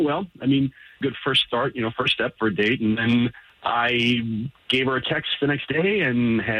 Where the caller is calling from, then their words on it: Apopka, Florida, United States; I'm calling from Apopka.